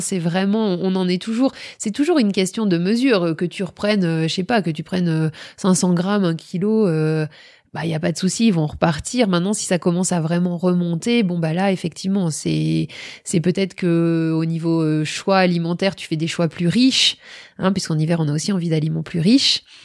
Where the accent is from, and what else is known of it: France